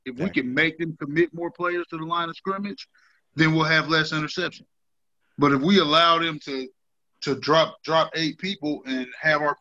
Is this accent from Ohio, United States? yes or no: yes; Dayton, Ohio, United States; moved away; I'm from Dayton, Ohio.